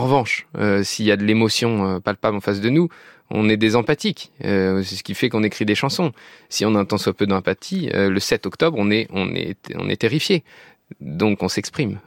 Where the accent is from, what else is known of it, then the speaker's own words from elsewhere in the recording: France; je suis français et j'adore ce pays